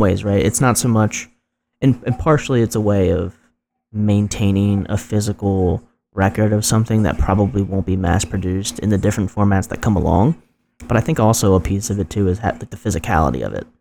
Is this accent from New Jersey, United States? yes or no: yes; New Jersey, United States; this weird pocket of Jersey